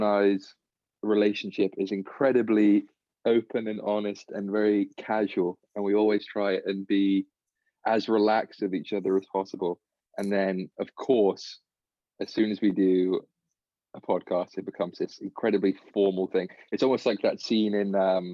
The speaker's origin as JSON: {"language": "English", "region": "England", "country": "United Kingdom", "tie": "born or raised there", "moved": "as an adult", "lives_now": "United States", "said": "I've grown up, born and raised in England"}